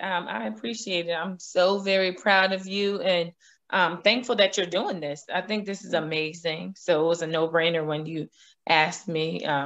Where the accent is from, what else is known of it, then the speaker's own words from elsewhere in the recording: Albany, United States; moved away; Albany is still home